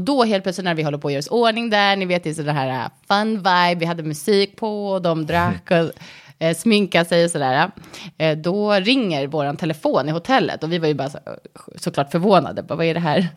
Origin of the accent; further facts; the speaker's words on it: Sweden; moved away as an adult; also born or lived in United States; svenskar vill ju gärna alltså, känna att vi har väldigt mycket gemensamt med amerikaner